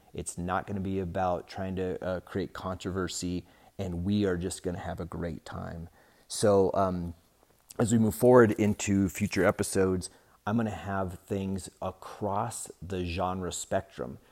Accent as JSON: {"language": "English", "town": "Denver", "region": "Colorado", "country": "United States", "tie": "born or raised there", "said": "I was born in Denver"}